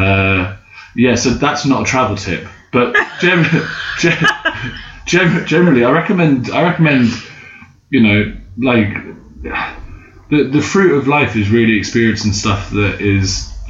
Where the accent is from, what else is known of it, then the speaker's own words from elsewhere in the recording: London, United Kingdom; being British and white, or even just only being from London